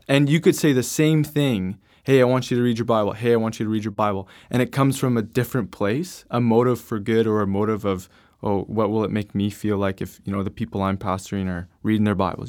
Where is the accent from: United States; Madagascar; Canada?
Canada; I'm from Canada